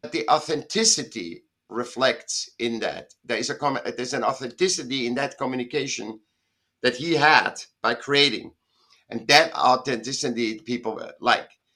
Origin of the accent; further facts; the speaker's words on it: Vienna, Austria; now in Southern California, United States; I was born in Vienna, in Austria, and I was a sick child, and I went to school when I was seven